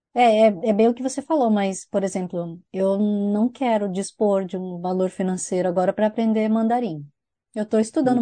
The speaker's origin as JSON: {"language": "Portuguese", "country": "Brazil", "moved": "yes", "lives_now": "New Zealand"}